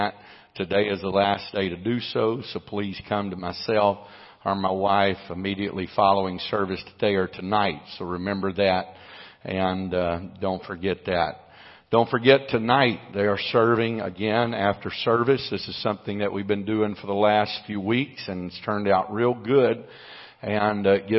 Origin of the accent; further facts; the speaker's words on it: United States; I'm an American